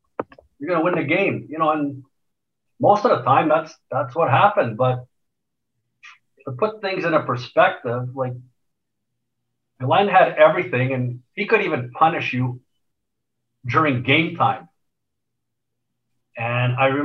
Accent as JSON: {"language": "English", "town": "Montreal", "region": "Quebec", "country": "Canada", "tie": "born or raised there", "also_born_or_lived": "Edmonton", "moved": "as an adult", "said": "kid growing up in Montreal."}